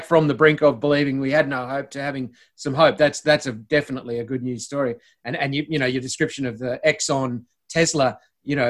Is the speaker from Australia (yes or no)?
yes; Illawarra, New South Wales, Australia; I grew up in the Illawarra